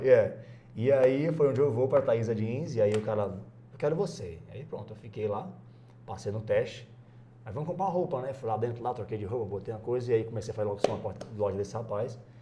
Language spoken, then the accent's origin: Portuguese; Abreu e Lima, Pernambuco, Brazil; moved away as an adult; also born or lived in Paulista, Pernambuco; now in Ceará, Brazil; fiquei em Abreu Lima ainda, minha vida inteira, né? Abreu Lima. Abreu Lima, Abreu Lima, Lima, até 18 anos